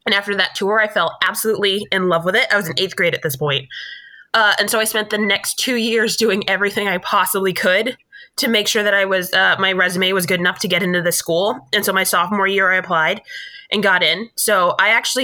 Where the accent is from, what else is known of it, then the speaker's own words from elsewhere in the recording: Fayetteville, North Carolina, United States; also born or lived in Kansas / Germany / Kentucky; I grew up mostly in Fayetteville, North Carolina. Before that, we moved there when I was 8